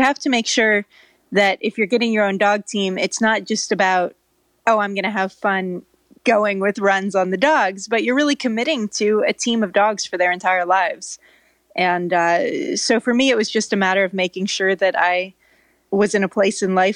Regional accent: California, United States; also born or lived in Norway; i grew up in California, so it's kind of a mystery. It doesn't really make sense, but I lived in Norway as a kid

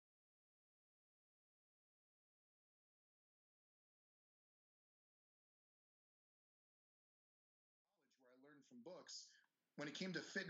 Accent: Maine, United States; also born or lived in New York City; now in Los Angeles, United States; I actually am from a farm in Maine.

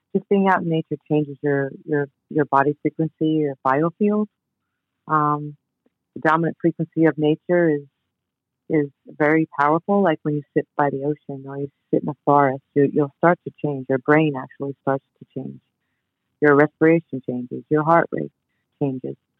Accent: New York City, New York, United States; I grew up in New York. First time I was in the city, I grew up in Queens

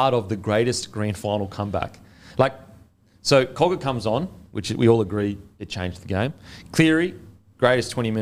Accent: New Zealand; as a Kiwi

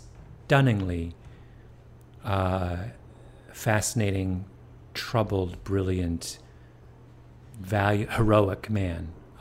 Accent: Canada; I mean, I grew up in Canada, and we got English News, mm-hmm. in the 70s, or the CBC basically just picked up a lot of...

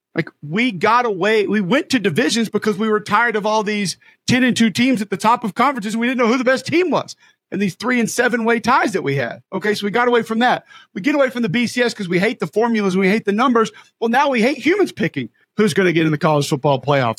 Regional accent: Homewood, Alabama, United States; growing up in Homewood, which is, like, three miles from Legion Field

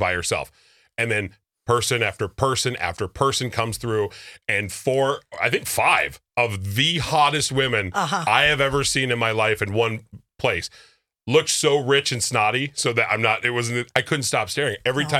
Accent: Minnesota, United States; first off, I am so Minnesotan.

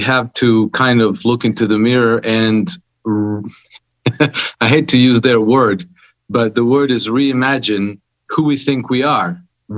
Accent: Croatia; now in Monaco; I'm from Croatia, but I've been living in Monaco for past 26 years now.

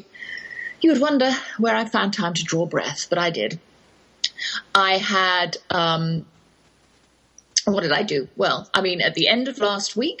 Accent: England, United Kingdom; accent: English; moved away as an adult; now in Texas, United States; that's my English accent you're hearing

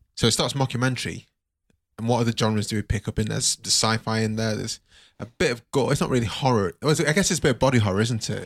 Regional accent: Nigeria; I'm Nigerian

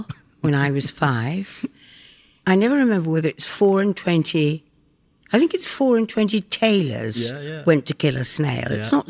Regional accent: York, Yorkshire and the Humber, United Kingdom; I was born in York in England, and I was brought up there

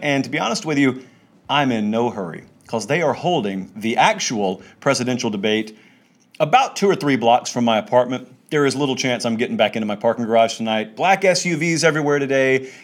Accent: Harris County, Georgia, United States; I grew up in Harris County, Georgia.

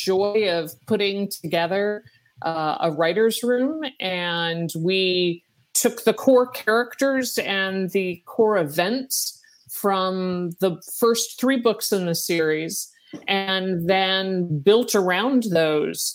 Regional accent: Virginia, United States; I'm from Virginia

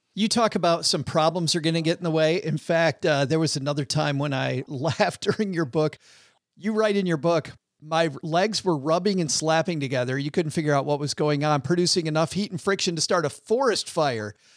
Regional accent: Detroit, Michigan, United States; moved away; Detroit, which is, which was my hometown for a long time.

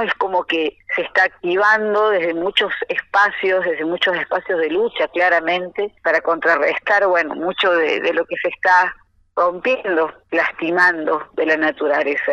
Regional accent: Cosquín, Córdoba, Argentina; Escuela Municipal de Folclore de Cosquín, de donde soy, donde vivo

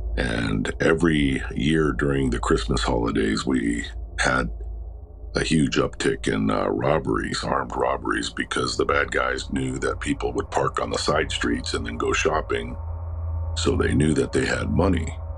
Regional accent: Los Angeles, California, United States; and I was born and raised in Los Angeles, and it's not known for heavy fog

